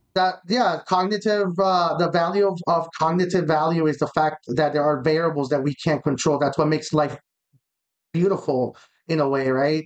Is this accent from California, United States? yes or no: no; Miami, Florida, United States; I'm from Miami